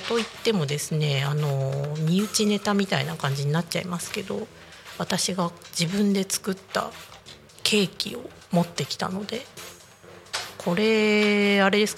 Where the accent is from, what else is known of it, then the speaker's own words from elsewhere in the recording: Niigata, Japan; 私新潟出身だって話を前ちらっとしたと